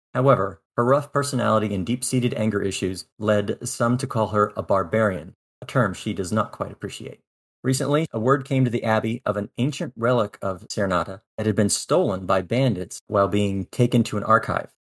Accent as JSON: {"language": "English", "town": "North Pole", "region": "Alaska", "country": "United States", "tie": "born or raised there", "also_born_or_lived": "Japan / Iceland / Spain / Maryland", "moved": "as an adult", "lives_now": "Baltimore, United States", "said": "I grew up in Alaska for twenty years, actually North Pole, Alaska, small town in the middle of the state"}